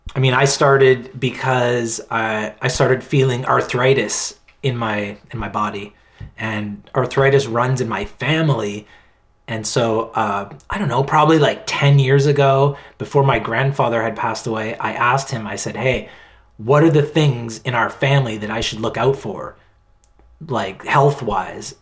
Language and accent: English; Halifax, Nova Scotia, Canada; now in Victoria, Canada; I'm in Victoria in British Columbia, uh, Vancouver Island. Um, but I'm from Halifax, Nova Scotia, the whole other end of the country